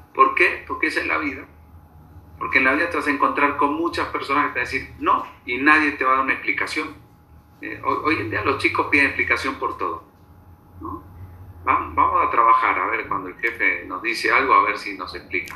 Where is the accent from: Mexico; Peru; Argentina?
Argentina; Buenos Aires; moved away as an adult; now in Bogotá, Colombia; nací en Buenos Aires, hace cincuenta y tres años